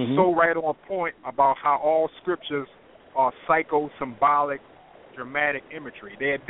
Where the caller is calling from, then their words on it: North Carolina, United States; I'm a caller from North Carolina.